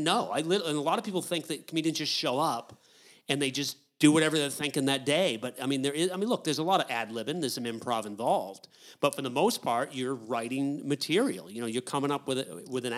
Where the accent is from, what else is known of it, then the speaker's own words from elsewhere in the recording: United States; also born or lived in New Hampshire / Maine; I'm from New Hampshire and Maine is where I'm from.